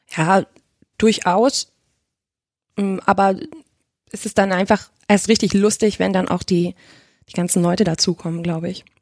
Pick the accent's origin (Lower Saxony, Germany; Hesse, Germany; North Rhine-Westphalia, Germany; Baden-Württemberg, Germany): Lower Saxony, Germany; Hanover; moved away as an adult; now in Leipzig, Germany; ich komme ursprünglich aus Hannover tatsächlich, wohne aber jetzt seit sechseinhalb Jahren in Leipzig